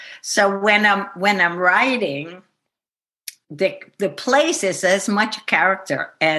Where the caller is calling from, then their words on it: Shawangunk Mountains, New York, United States; I am calling from the Shawangunks. I am not in the barn at the moment. I moved down into the village of New Paltz for the winter because it gets pretty icy up there.